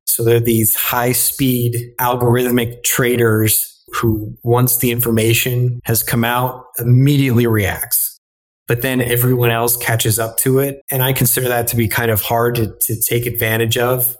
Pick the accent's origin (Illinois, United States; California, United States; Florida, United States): Illinois, United States; moved away as an adult; also born or lived in Texas; now in New York City, United States; originally I'm from Illinois where I grew up in corn and soybean country.